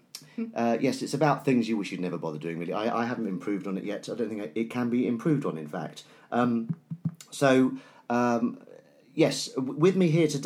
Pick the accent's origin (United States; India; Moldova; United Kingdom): United Kingdom; Canterbury, South East England; I'm from Canterbury.